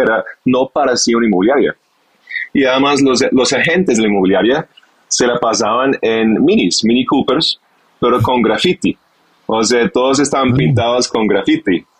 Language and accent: Spanish; United Kingdom; Spanish is a second language; moved away as an adult; also born or lived in London / Barcelona / Bogotá; now in Colombia; soy inglés, de origen inglés, nací cerca de Londres, en un campo, pues mi papá fue granjero, entonces tuve un inicio muy campestre